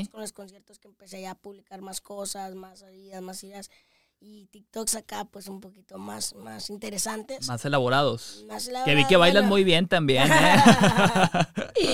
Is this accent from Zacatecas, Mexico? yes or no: yes; Tabasco, Zacatecas, Mexico; pueblo de Zacatecas, Tabasco, Zacatecas, aunque estoy ahorita en Zacatecas capital porque estoy estudiando.